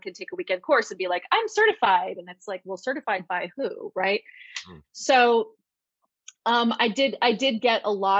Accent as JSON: {"language": "English", "region": "New York", "country": "United States", "moved": "yes", "said": "I'm from New York and I left for a reason"}